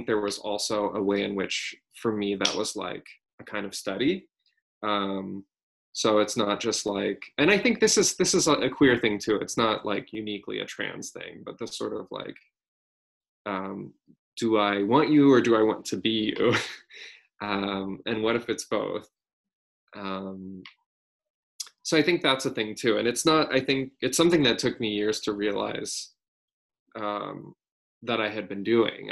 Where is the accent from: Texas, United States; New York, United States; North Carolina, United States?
Texas, United States; moved away as an adult; also born or lived in San Francisco; I'm from Texas. I grew up in Texas